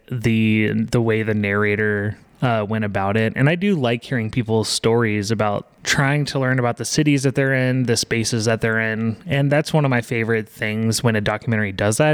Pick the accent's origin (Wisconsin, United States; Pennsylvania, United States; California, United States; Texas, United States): Texas, United States; growing up in Texas